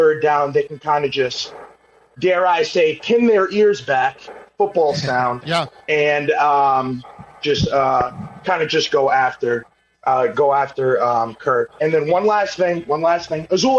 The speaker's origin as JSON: {"language": "English", "region": "New England", "country": "United States", "moved": "yes", "lives_now": "Baltimore, United States", "said": "I'm from New England. I'm from New England."}